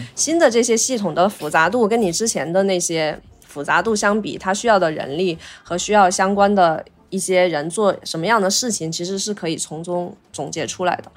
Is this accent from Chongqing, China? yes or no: yes; Chongqing, China; 作为重庆人的话，我还是想， 想在重庆工作嘛